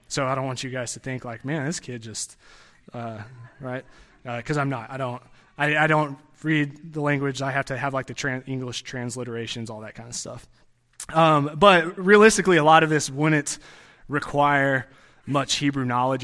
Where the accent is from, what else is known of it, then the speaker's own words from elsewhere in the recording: Texas, United States; growing up in Texas